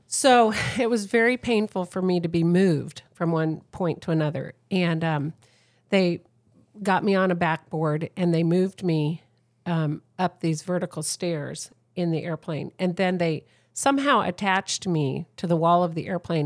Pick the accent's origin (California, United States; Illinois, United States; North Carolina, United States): California, United States; San Diego; I'm from San Diego, San Diego